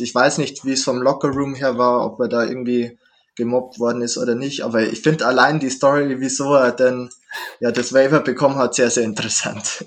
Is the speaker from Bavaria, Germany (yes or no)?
yes; Straubing, Bavaria, Germany; in der Stadt, wo ich herkomme, Straubing